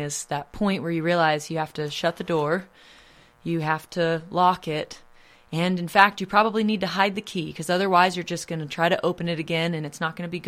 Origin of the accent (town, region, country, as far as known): Effingham, Illinois, United States; born or raised there; now in Nashville, United States